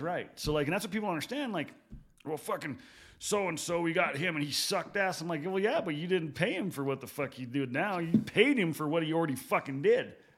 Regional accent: Gillette, Wyoming, United States; I'm from Gillette

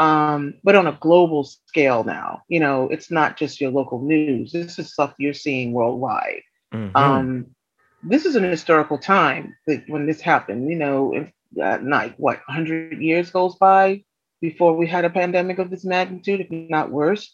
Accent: New York City, New York, United States; as a New Yorker

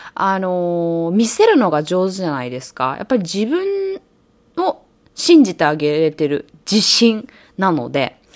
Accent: Japan; also born or lived in New York, United States; now in Los Angeles, United States; 日本で生まれて育って、ニューヨークでそ、あの、暮らしてて

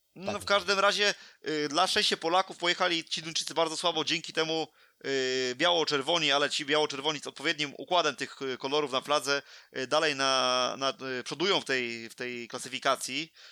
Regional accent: Poland; moje rodzinne miasto

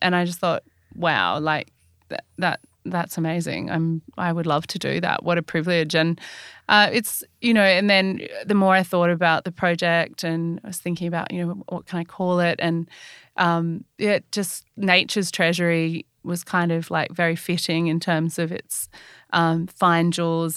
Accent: Australia; I'm Australian

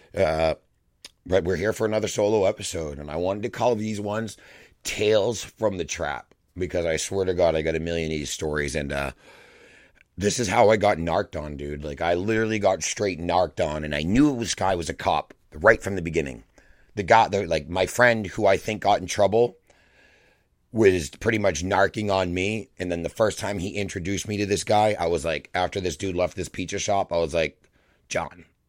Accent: Massachusetts, United States; I'm from Massachusetts

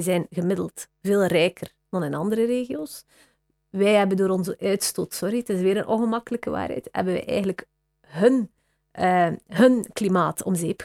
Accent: West Flanders, Belgium; accent: West Flemish; now in Brussels, Belgium; mijn accent is denk ik West-Vlaams

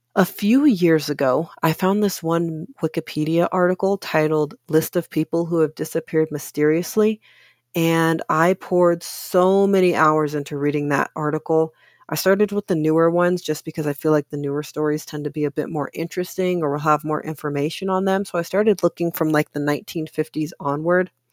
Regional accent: Oakland, California, United States; also born or lived in Richmond, California; I'm originally from California. I grew up mostly in Oakland, but I also spent around half my childhood in Richmond

